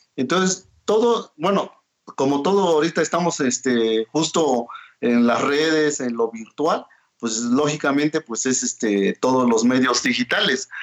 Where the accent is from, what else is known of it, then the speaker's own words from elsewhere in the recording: Oaxaca, Mexico; first language Mazatec; Spanish is a second language; artista mazateco, oaxaqueño, hablante de la lengua mazateca